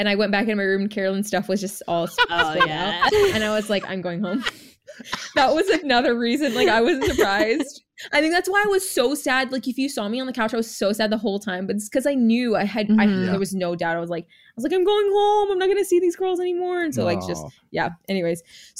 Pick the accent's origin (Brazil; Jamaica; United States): Jamaica; born there; And then we were both Jamaican. Like I was born in Jamaica.